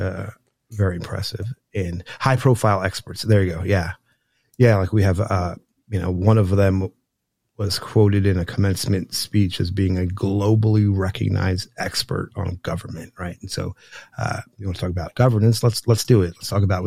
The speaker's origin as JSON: {"language": "English", "region": "New Jersey", "country": "United States", "tie": "born or raised there", "said": "I grew up in New Jersey"}